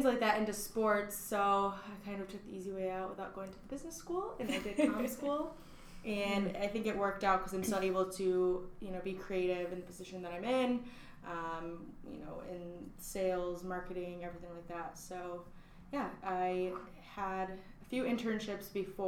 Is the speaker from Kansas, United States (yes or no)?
no; Battle Creek, Michigan, United States; I am from Battle Creek, Michigan.